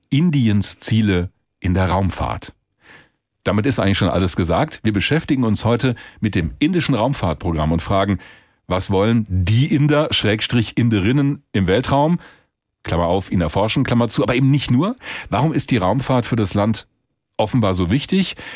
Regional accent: Hesse, Germany; Als Hesse darf ich aber auch Chandrayan sagen, oder? So ein bisschen genuschelt.

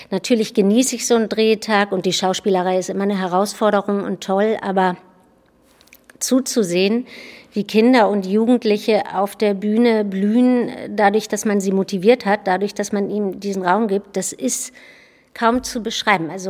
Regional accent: Bargteheide, Schleswig-Holstein, Germany; Ja, oder bei Hamburg, ne? in Bagdaheide.

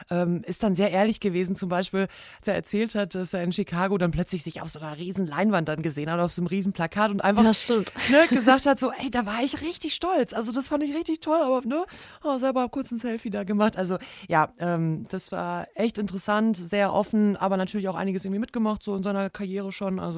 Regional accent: North Rhine-Westphalia, Germany; ja, Ruhrgebiet, da wo ich auch wegkomme, wie man bei uns dann so schön sagt.

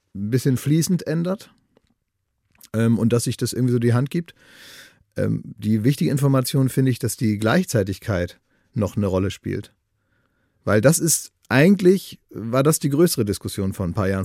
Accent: Oldenburg, Lower Saxony, Germany; now in Berlin, Germany; in meiner Heimatstadt Oldenburg

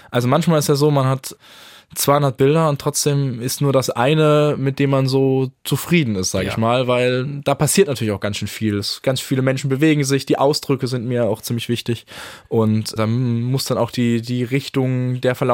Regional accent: Karlsruhe, Baden-Württemberg, Germany; Äh, ich komme ursprünglich aus Karlsruhe und äh, habe deswegen auch so eine gewisse Sympathie mit dem KSC dort vor Ort.

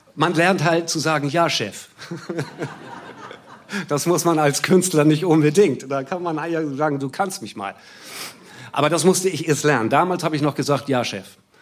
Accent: Hamburg, Germany; Ich komme ja weiter aus dem Süden, ich bin in Wilhelmsburg geboren.

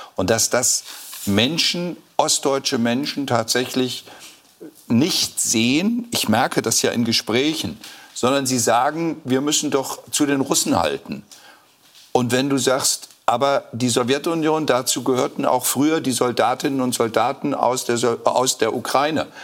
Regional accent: West Germany, Germany; now in Thuringia, Germany; jetzt bin ich auch Westdeutscher

